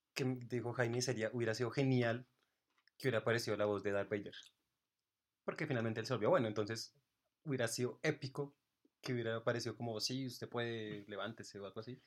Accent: Colombia

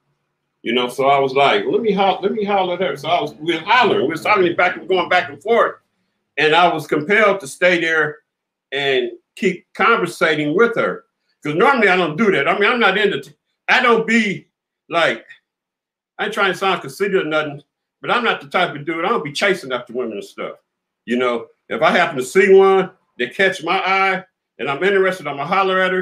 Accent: Compton, California, United States; also born or lived in Los Angeles, California; I'm from Compton, California. Born in LA, raised in Compton

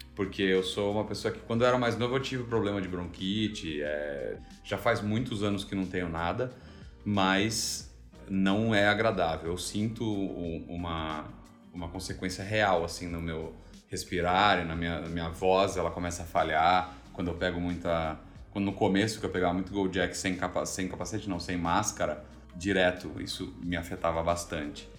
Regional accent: Brazil; also born or lived in Melbourne, Australia; now in Indonesia; a gente não saiu do Brasil

